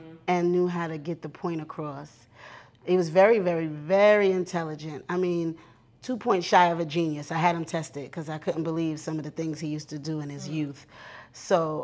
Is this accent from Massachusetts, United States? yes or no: no; New York, United States; also born or lived in New Orleans; We came from New York